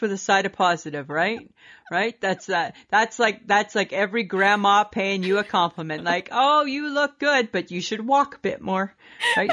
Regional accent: Canada; we're Canadian.

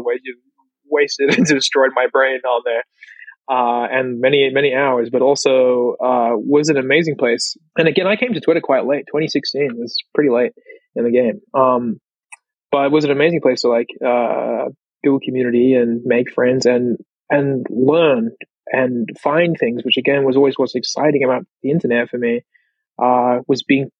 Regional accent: Australia; as an Australian

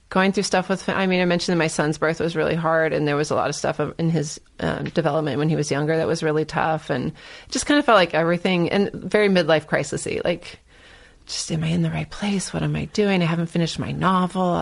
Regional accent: California, United States; I'm from Northern California. I didn't grow up with it

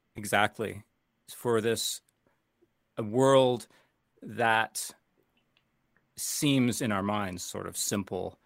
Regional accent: Toronto, Ontario, Canada; moved away; also born or lived in United States; I'm Canadian and American, um, but I started in Canada as, um, really studying as a youngster

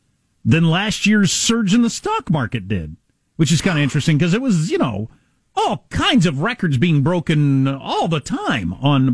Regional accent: Wisconsin, United States; moved away; But when I was a kid growing up in Wisconsin

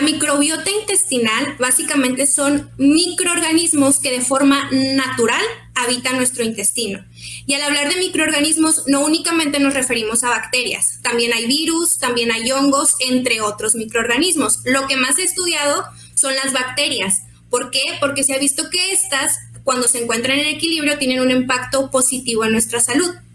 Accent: Mexicali, Baja California, Mexico; supimos que éramos de Mexicali

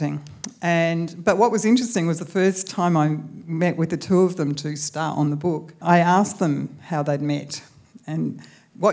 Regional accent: Clare, South Australia, Australia; moved away as an adult; also born or lived in Hobart / Melbourne; I grew up in Clare and had spent my first 18 years there

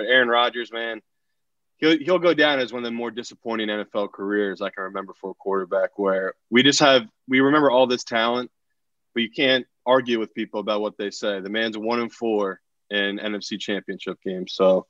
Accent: Burnley, North West England, United Kingdom; This scarf right here is from my hometown in England. So this is my home club, Burnley.

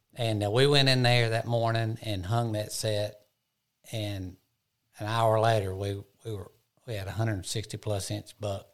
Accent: Georgia, United States; my home state of Georgia

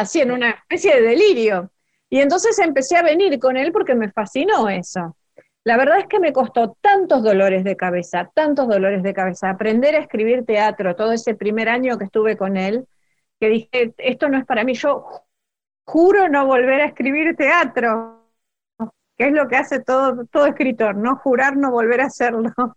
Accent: Rosario, Santa Fe, Argentina; moved away as an adult; also born or lived in Barracas, Buenos Aires; now in Buenos Aires, Argentina; yo soy rosarina y, vivía en Rosario todavía. Eh, ahora vivo en Barracas

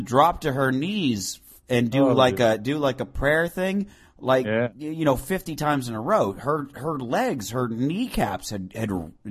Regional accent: Phoenix, Arizona, United States; moved away; I grew up in Phoenix

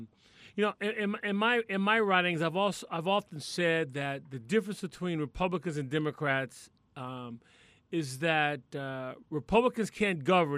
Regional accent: North Carolina, United States; my home state of North Carolina

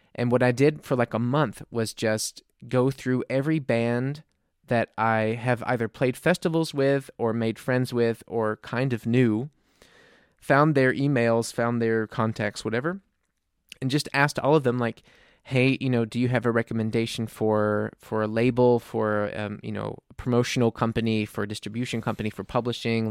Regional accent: New Orleans, Louisiana, United States; moved away as an adult; now in Munich, Germany; I'm from New Orleans

